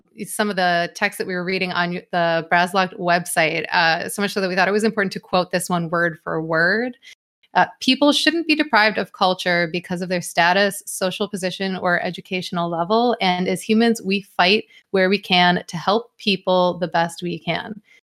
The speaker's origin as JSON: {"language": "English", "country": "United States", "said": "as an American"}